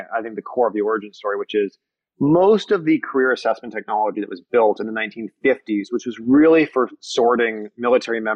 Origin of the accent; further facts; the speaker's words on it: Niagara region, Canadian side, Ontario, Canada; I grew up in the Niagara region on the Canadian side, right, really close to Niagara Falls